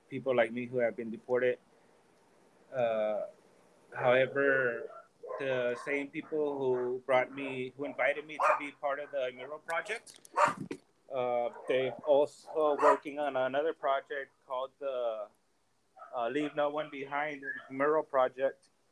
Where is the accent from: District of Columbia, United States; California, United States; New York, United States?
California, United States; Oakland; moved away as an adult; now in Tijuana, Mexico; my mother, she took me to Oakland, California, when I was about about three months old. Uh, so I was raised in, you know, in California